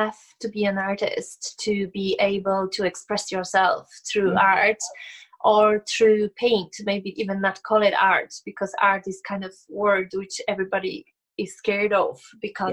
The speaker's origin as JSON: {"language": "English", "country": "Poland", "moved": "as an adult", "lives_now": "Ireland", "said": "am originally from Poland, but I live and create in Ireland"}